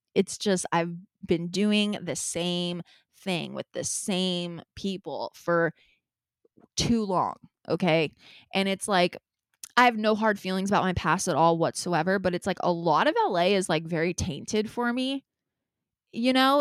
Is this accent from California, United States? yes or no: yes; Los Angeles, California, United States; L A is my hometown